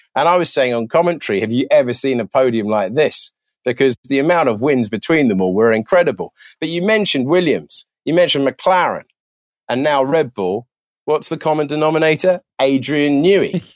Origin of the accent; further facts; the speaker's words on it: United Kingdom; being British